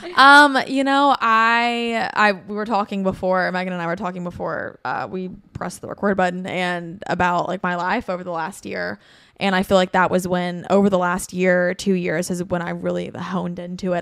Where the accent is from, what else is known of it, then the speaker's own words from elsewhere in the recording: Bristol, Tennessee, United States; now in Nashville, United States; I'm from Bristol, Tennessee, um, which is like four and a half hours from here, furthest northeast Tennessee you can go.